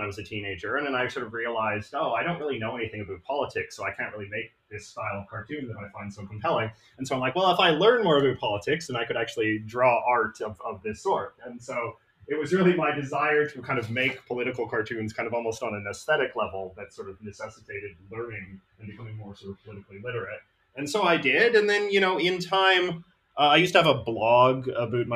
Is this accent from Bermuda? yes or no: no; Vancouver, British Columbia, Canada; I'm from Vancouver, British Columbia